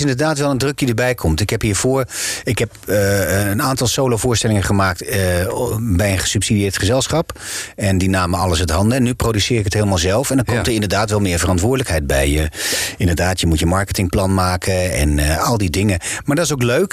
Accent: Groningen, Netherlands; accent: Gronings; first language Gronings; Dutch is a second language; moved away as an adult; now in Amsterdam, Netherlands; het Nederlands is voor mij wel een, tweede taal. Ik ben in, in het Gronings, eh, tenminste, met, met, ik heb een heel sterk accent waar ik mee ben opgegroeid

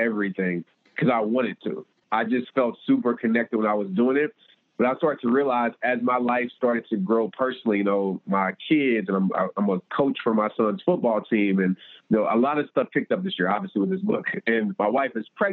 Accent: Fort Worth, Texas, United States; I had my hometown event in Fort Worth

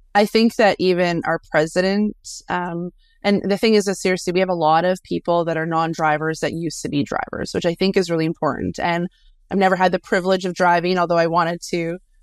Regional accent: Canada; also born or lived in near Winnipeg, Manitoba; we're Canadian, so it's kind of in our blood

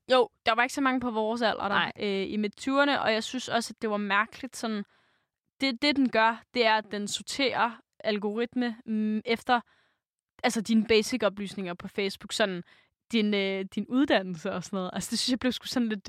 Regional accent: Denmark; vi som danskere, som folk

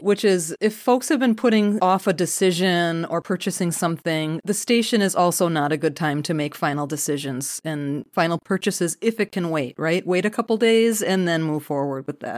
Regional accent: Milwaukee, Wisconsin, United States; I'm from the Milwaukee area

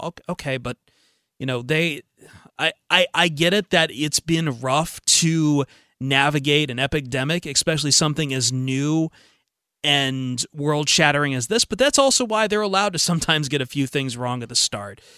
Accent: Toledo, Ohio, United States; I grew up in Toledo

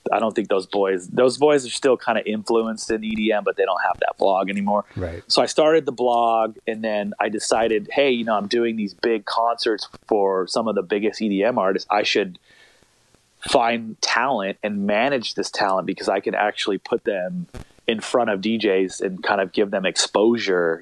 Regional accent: Long Beach, California, United States; also born or lived in La Jolla, California; I grew up in Long Beach, California

